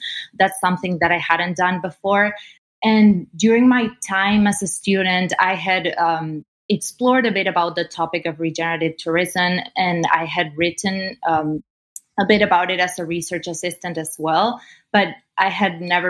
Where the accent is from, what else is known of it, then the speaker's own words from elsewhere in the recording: Argentina; now in Toronto, Canada; So I'm 23 years old and I'm from Argentina. And I moved to Toronto some years ago